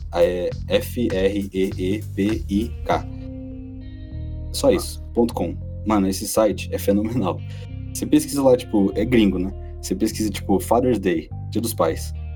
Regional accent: Rio Grande do Sul, Brazil; moved away as an adult; now in Brasília, Brazil; eu sou gaúcho, tenho 23 anos eu moro em Brasília tem dois anos só

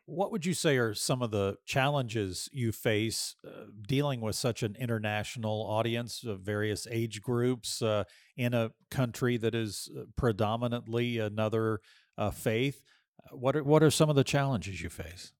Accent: Austin, Texas, United States; I'm from Austin

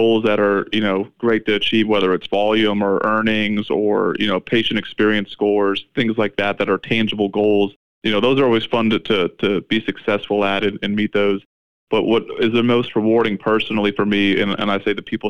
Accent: South Florida, United States; I grew up in South Florida

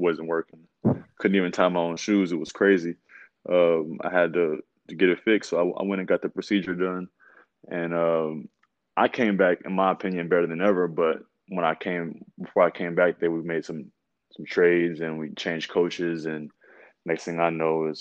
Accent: Hendersonville, Tennessee, United States; I'm from Hendersonville, Tennessee

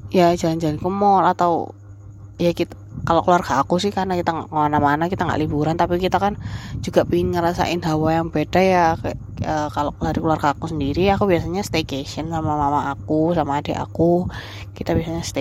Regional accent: Surabaya, East Java, Indonesia; kita tuh naik bis di kota aku tuh kan jadi ada bis di Surabaya

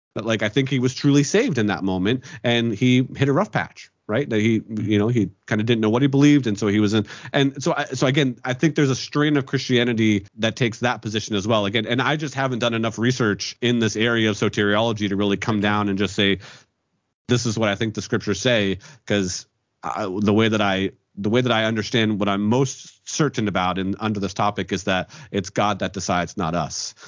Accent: Pennsylvania, United States; born or raised there

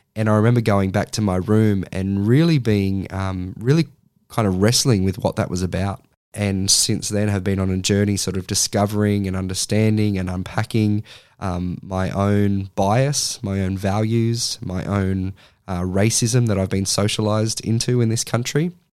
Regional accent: Sydney, New South Wales, Australia; moved away as an adult; now in Central Coast, Australia; I grew up in Sydney and, uh, and then once I had finished high school, moved to the Central Coast

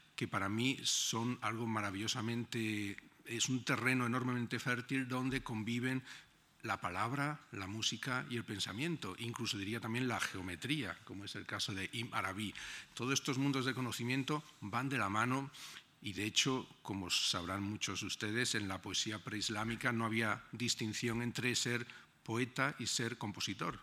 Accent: Granada, Andalusia, Spain; moved away as an adult; now in Berlin, Germany; cuando era pequeño, mm, en mi casa en Granada, mi ventana daba a la Alhambra

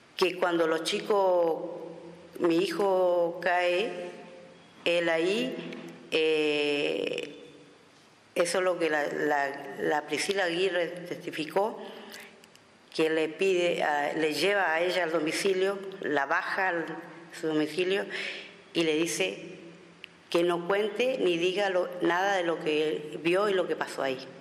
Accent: Villa Ángela, Chaco, Argentina; soy de Villa Ángela Chaco

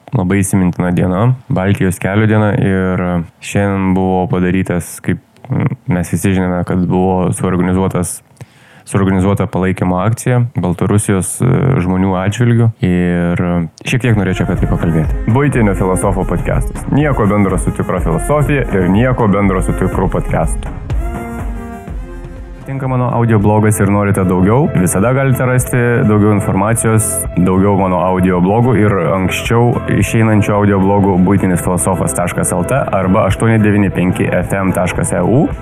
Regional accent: Lithuania; mes lietuviai esame labai įdomus e, sutvėrimai.

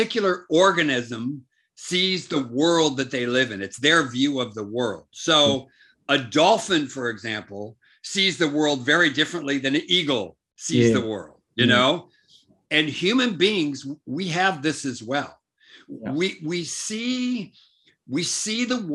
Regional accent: United States; now in South Africa; me growing up in America

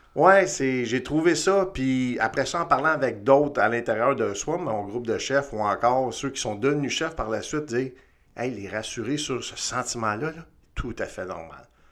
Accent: Montreal, Quebec, Canada; engagé au CIM à Montréal en 92. Euh, hyper chanceux. Ma première affectation, c'est dans mon patelin, c'est-à-dire dans le quartier dans lequel j'ai grandi

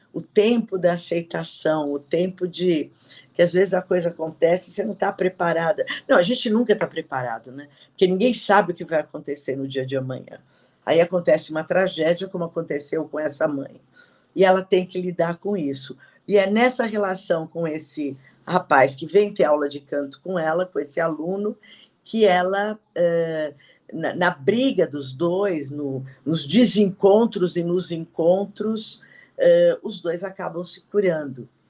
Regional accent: São Paulo, Brazil; also born or lived in Perdizes, São Paulo; eu nasci em Perdizes e depois fui para Barra Funda

